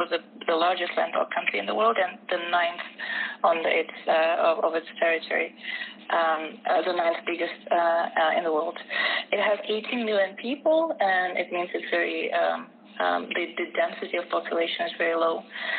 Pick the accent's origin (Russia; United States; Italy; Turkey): Russia; eastern Siberia, Buryatia; moved away as an adult; now in Germany; I come from Russia, from the eastern Siberia, actually, the area which is close to Mongolia and where there's the Baikal Lake.